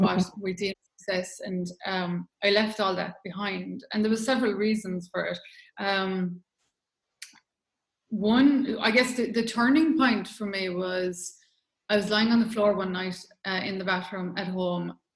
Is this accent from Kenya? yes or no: no; Ireland; moved away as an adult; also born or lived in London; I'm Irish, lived in Ireland for 20 years and I've lived away for 20 years